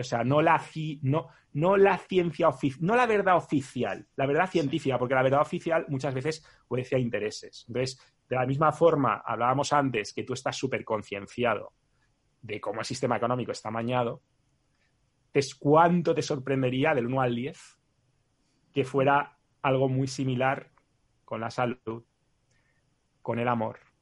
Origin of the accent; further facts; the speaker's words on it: Spain; siendo español